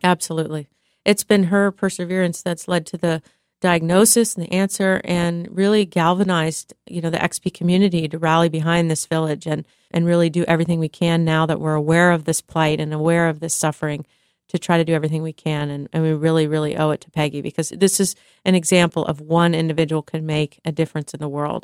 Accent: United States; being American

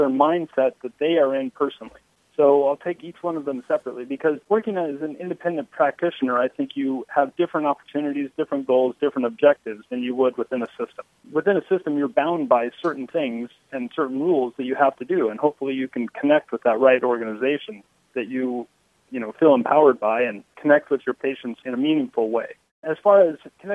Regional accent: Boise, Idaho, United States; I grew up in Boise

